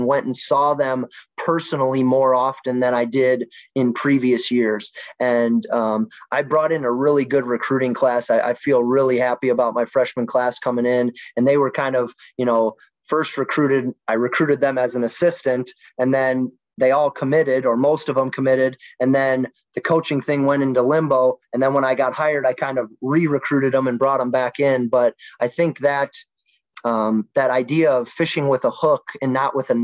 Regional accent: Wisconsin, United States; now in St. Charles, Missouri, United States; My younger years, I grew up in Wisconsin.

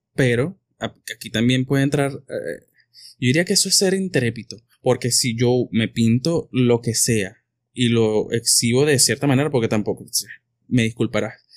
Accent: Venezuela; no hicimos los venezolanos

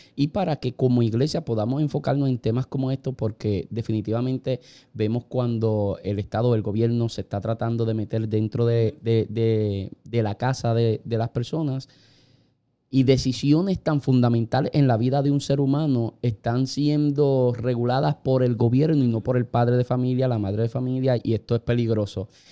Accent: Puerto Rico; Nosotros prácticamente somos una colonia americana. Nosotros somos un Estado libre asociado.

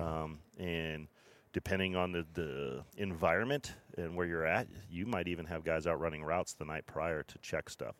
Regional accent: Mammoth Lakes / June Lake area, Sierra Nevada, California, United States; I grew up in the Sierra Nevada mountains here just south of Reno in a, in a mammoth June Lake area

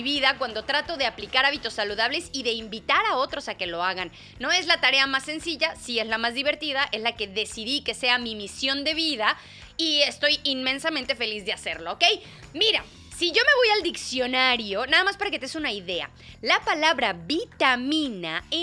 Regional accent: Mexico; accent: Mexican; me dijeron que ya estoy hablando como que muy española, que extrañan mi acento mexicano.

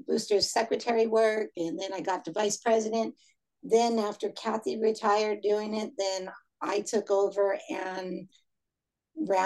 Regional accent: Orange County, California, United States; now in Fresno, United States; Growing up in Orange County

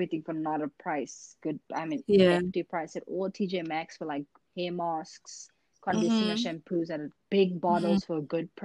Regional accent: South Africa; moved away; I'm from South Africa

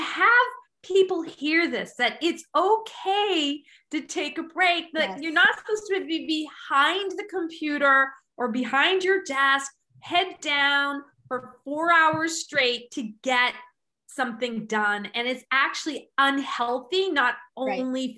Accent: England, United Kingdom; I'm English

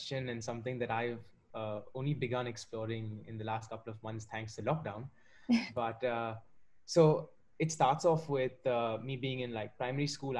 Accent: Mumbai, Maharashtra, India; also born or lived in Warwick, United Kingdom; I'm currently speaking from India. I've been born and raised in Mumbai

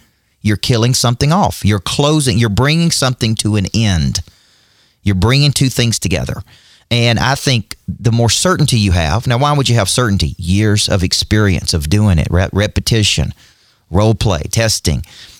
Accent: Nashville, Tennessee, United States; Well, I'm from Nashville.

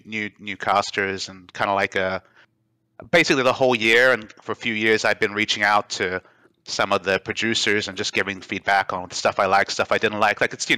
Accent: Australia; moved away as an adult; also born or lived in Qatar / Dubai / South Korea / North America; My heart's in Australia, but I was born in Qatar, where the World Cup is happening. Lived in Australia for my primary school, Dubai for high school, back in Australia for university

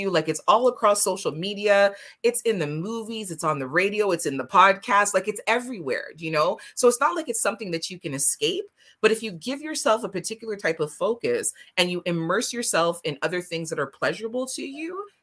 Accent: Jamaica; it's a yardie thing because I'm Jamaican.

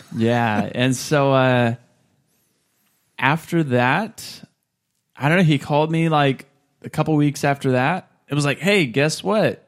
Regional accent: Clovis, California, United States; I was born and raised in Clovis

